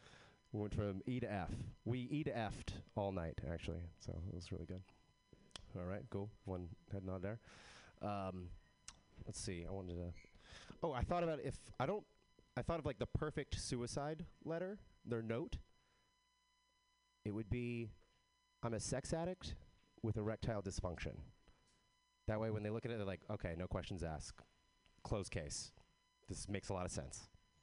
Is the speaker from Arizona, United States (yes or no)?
no; Texas, United States; I am from Texas, but I don't have a Texas accent.